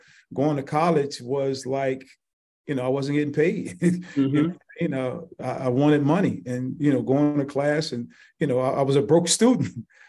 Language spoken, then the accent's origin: English; Cincinnati, Ohio, United States; moved away as an adult; also born or lived in Frankfurt, Germany; I'm from Cincinnati.